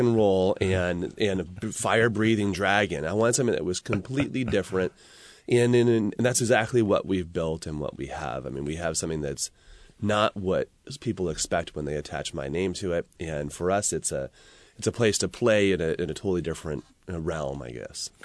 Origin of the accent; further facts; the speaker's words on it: San Francisco Bay Area, California, United States; moved away as an adult; also born or lived in Singapore; now in Seattle, United States; I was a Bay Area kid